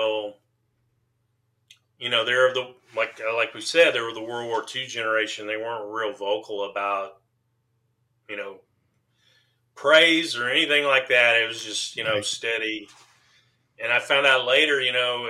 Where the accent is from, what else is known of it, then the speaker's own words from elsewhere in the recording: Waco, Texas, United States; we were growing up in Waco.